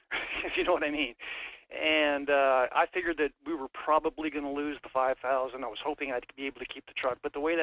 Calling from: Wasilla, Alaska, United States; I'm calling from Wasilla.

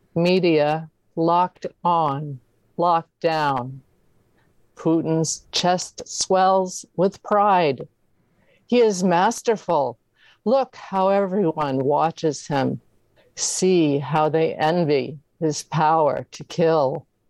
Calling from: Maine, United States; I'm calling from Maine

